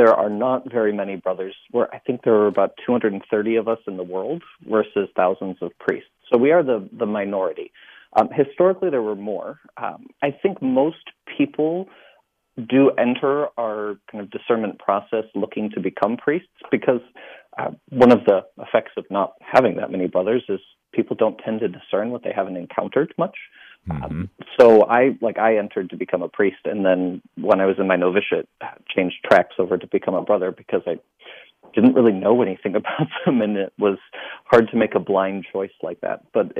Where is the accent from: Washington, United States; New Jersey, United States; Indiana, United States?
Indiana, United States; Fort Wayne; Fort Wayne, Indiana.